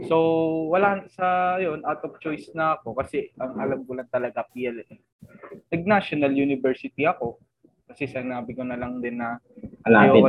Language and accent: Tagalog; Manila, Metro Manila, Philippines; lumaki ako sa Palok, Maynila. So, ibig sabihin, malapit ako sa National University.